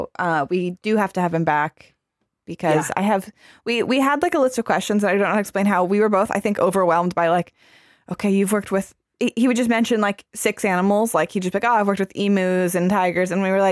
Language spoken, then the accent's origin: English; Arizona, United States; moved away; I'm from Arizona originally